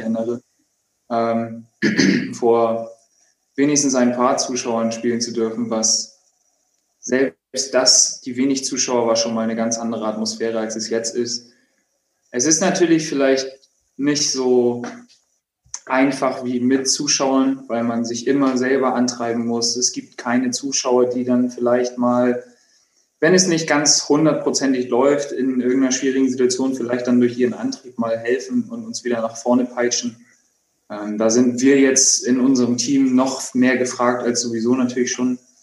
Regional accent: Hamburg, Germany; ich bin in Hamburg geboren. Ich äh, habe nie woanders gelebt. Ich Bin da zur Schule gegangen.

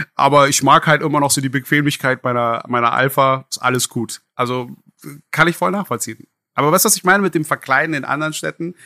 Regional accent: Berlin, Germany; ich bin auch ein gebürtiger Berliner

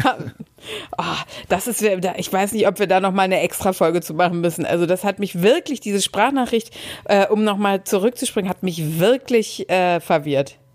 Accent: Dortmund, North Rhine-Westphalia, Germany; ich bin ja gebürtige Dortmunderin

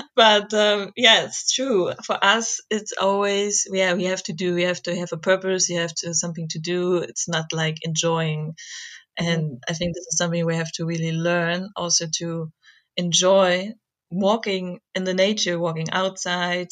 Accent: Germany; I'm German

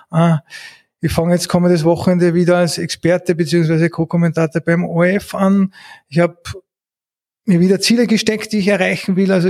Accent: Eastern Austria, Austria; Ich komme aus dem Osten

